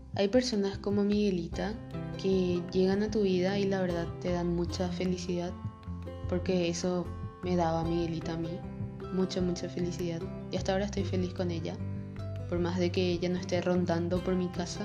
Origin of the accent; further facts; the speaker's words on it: Paraguay; soy de Paraguay